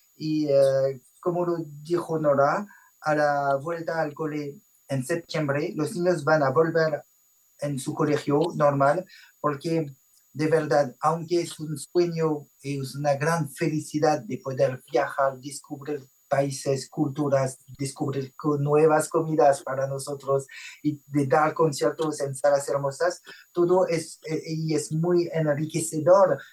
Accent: France; Spanish is a second language; nuestra casita en Francia y mm, nadie en la familia tiene raíces latinas, no hablábamos español

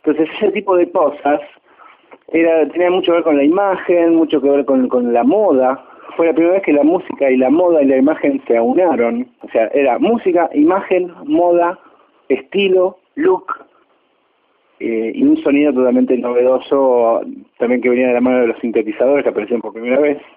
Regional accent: Rosario, Santa Fe, Argentina; moved away as an adult; now in Buenos Aires, Argentina; soy guitarrista, rosarino, viviendo en Buenos Aires desde hace más de 20 años.

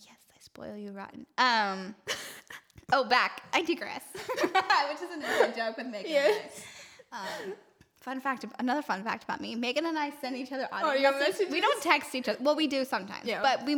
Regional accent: Cincinnati, Ohio, United States; moved away as an adult; also born or lived in California; now in Nashville, United States; I'm from Cincinnati, born and raised. I was there for the first 21 years of my life

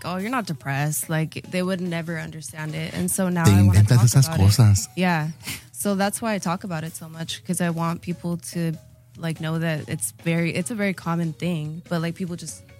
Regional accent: Chula Vista, California, United States; first language Spanish; English is a second language; also born or lived in Los Angeles; I liked growing up in Chula Vista.

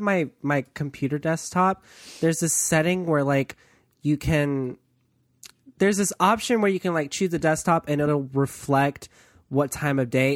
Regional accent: East Coast, United States; I'm from the East Coast

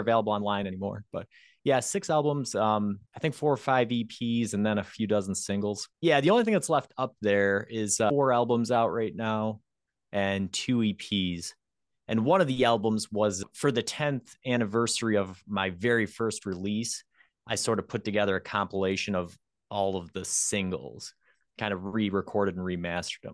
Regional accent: near Rochester, New York, United States; pretty close to my hometown

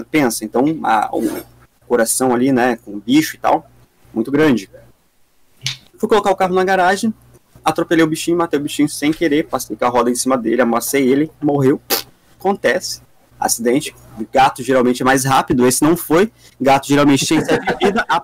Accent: Dois Vizinhos, Paraná, Brazil; born there; Considero essa cidade como minha cidade natal. Mas não nasci aqui, nasci em dois vizinhos, que é dá uns 300, 400 quilômetros daqui, lá para o sudoeste do Paraná. É Paraná também, mas é mais sudoeste. Fica mais ali perto da divisa de Santa Catarina e tal.

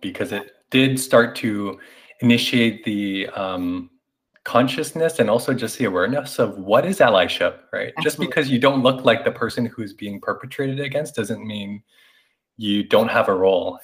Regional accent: Canada; moved away; also born or lived in New York; coming from an Asian uh, Canadian, but I also identify as Asian American having lived in New York

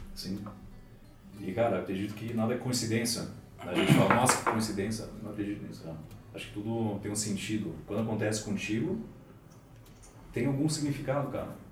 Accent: Germany; first language Portuguese; now in Brazil; nasci aqui no Brasil, daí com seis anos, os meus pais me pegaram e a gente foi para a Alemanha

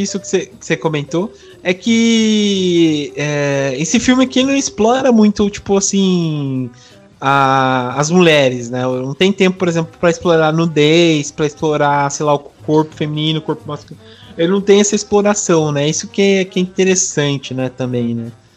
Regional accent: Brazil; como sou do interior aqui, bem fugidão mesmo

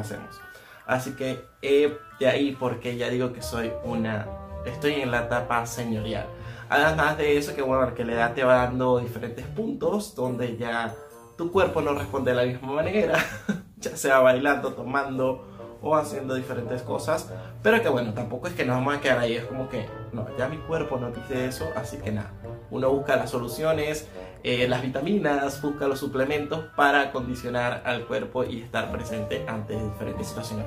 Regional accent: Venezuela; moved away as an adult; now in Argentina; estoy en Argentina, soy de Venezuela, tengo más de unos 6 años más o menos en Argentina

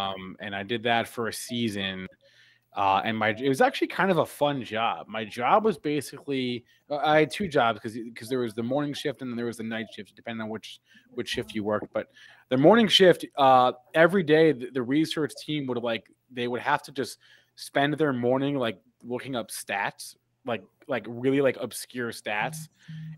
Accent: East Brunswick, New Jersey, United States; I am from New Jersey

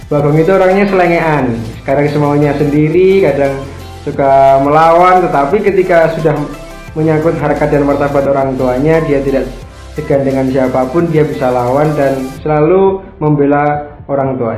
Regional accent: Java, Indonesia; Ya pertama karena saya orang Jawa ya. Nah karena saya orang Jawa jadi dari kecil sudah ya nonton wayang setiap ada merti desa ada wayang dan macam-macamnya.

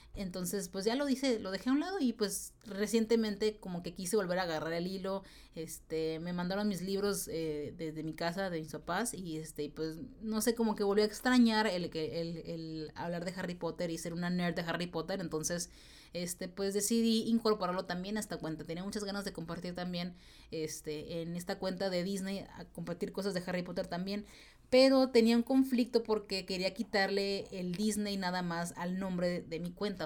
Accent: Tijuana, Baja California, Mexico; moved away; yo soy de Tijuana, de la ciudad de Tijuana, Baja California, México, que está pegada a San Diego

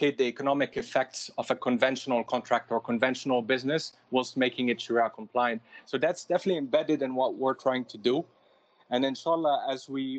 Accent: Lebanon; I grew up in Lebanon. When I first moved there, I'm saying I moved there because we had the civil war for a very long time. So a lot of us were expatriates for a while

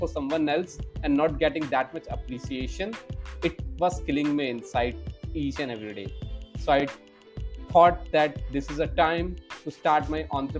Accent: New Delhi, Delhi, India; I'm a Delhiite, means I was born and brought up in New Delhi itself, and I did my schooling from here itself.

